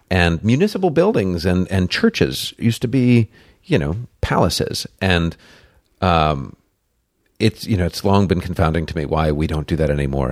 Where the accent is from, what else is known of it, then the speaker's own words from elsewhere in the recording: Buffalo, New York, United States; also born or lived in Detroit, Michigan; now in Los Angeles, United States; I grew up in Buffalo, New York, and so Detroit is my adopted home